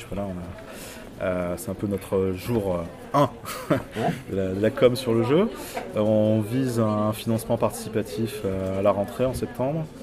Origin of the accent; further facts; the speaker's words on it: Nouvelle-Aquitaine, France; born there; Je suis né dans la Creuse.